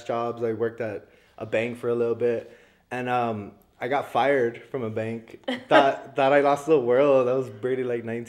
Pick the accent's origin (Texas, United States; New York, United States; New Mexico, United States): Texas, United States; El Paso; moved away as an adult; also born or lived in Florida; ended up just coming back to visit in El Paso, visit some family for a month, and I ended up staying